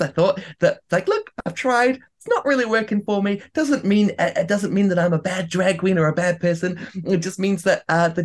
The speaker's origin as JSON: {"language": "English", "country": "New Zealand", "also_born_or_lived": "Vancouver"}